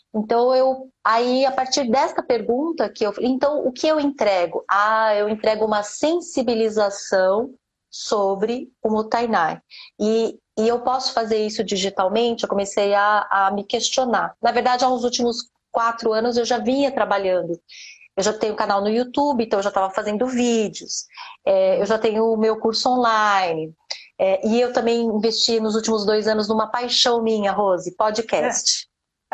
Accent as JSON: {"language": "Portuguese", "country": "Brazil", "tie": "born or raised there", "also_born_or_lived": "Japan", "moved": "as an adult", "said": "eu nasci no Brasil, eu era pobre"}